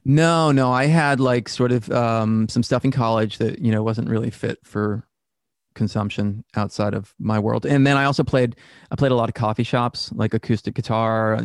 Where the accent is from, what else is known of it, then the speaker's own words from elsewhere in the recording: Worcester, Massachusetts, United States; Born and raised in Worcester, Massachusetts.